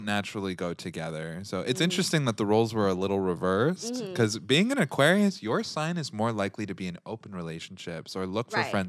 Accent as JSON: {"language": "English", "town": "Rochester Hills", "region": "Michigan", "country": "United States", "said": "Yeah, girl, I'm from Rochester Hills, so."}